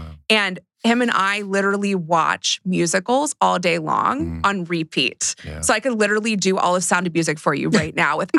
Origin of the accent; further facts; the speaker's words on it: Lancaster, Pennsylvania, United States; moved away; So I'm originally from Pennsylvania, or as I like to, my voice teacher liked to say, Pennsyltucky.